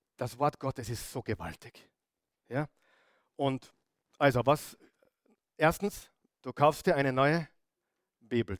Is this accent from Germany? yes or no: no; Upper Austria, Austria; moved away as an adult; now in Vienna, Austria; Als Oberösterreicher